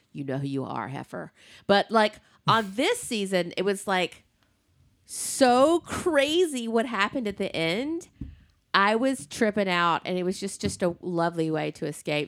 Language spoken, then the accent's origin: English; the South, United States; I'm from the, I'm from the South